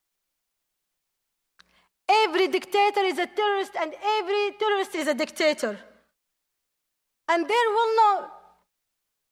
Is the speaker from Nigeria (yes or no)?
no; Yemen; English is a second language; my home country, Yemen